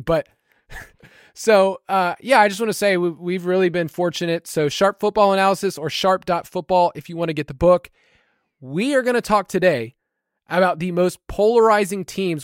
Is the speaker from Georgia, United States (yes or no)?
yes; Georgia, United States; I'm from Georgia